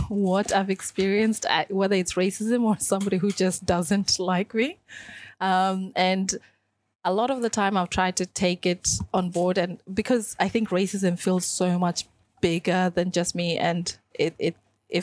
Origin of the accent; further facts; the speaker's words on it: Sydney, New South Wales, Australia; moved away as an adult; also born or lived in Kenya / Caroline Springs, Melbourne; now in Melbourne, Australia; I moved to Melbourne when I was already an adult. So I grew up in Western Sydney